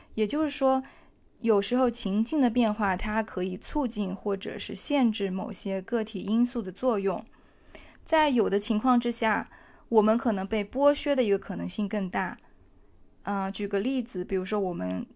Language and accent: Chinese; China; now in Amsterdam, Netherlands; 在我们中国人的群体当中